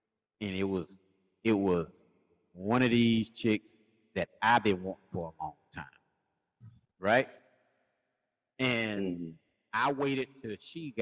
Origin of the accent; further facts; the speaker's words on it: South Carolina, United States; I'm from South Carolina